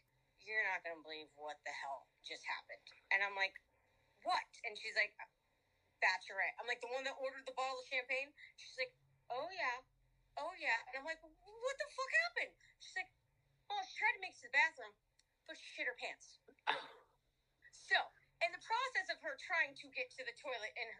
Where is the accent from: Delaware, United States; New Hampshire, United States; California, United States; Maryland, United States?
New Hampshire, United States; Londonderry; also born or lived in Cape Coral, Florida / Fort Lauderdale, Florida; now in Florida, United States; I grew up in New Hampshire